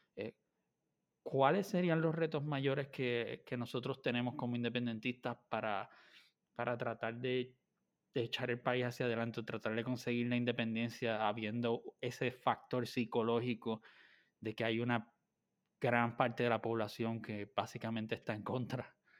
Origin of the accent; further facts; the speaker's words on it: Puerto Rico; soy de Puerto Rico